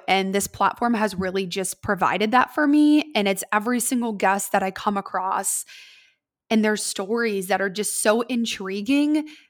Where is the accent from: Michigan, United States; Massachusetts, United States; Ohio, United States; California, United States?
Ohio, United States; Columbus; I am was born and raised in Columbus, Ohio.